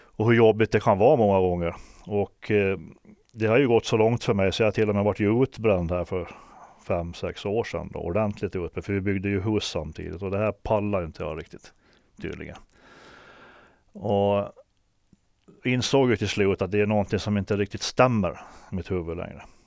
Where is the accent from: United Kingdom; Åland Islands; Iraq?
Åland Islands; moved away; also born or lived in Stockholm; Då hade jag varit hemma på Åland